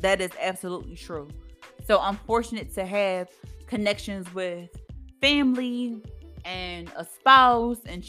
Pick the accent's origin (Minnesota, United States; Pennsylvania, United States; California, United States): Pennsylvania, United States; Philadelphia; also born or lived in Kutztown, Pennsylvania; I'm from Philadelphia, Pennsylvania. And I live in a city, born and raised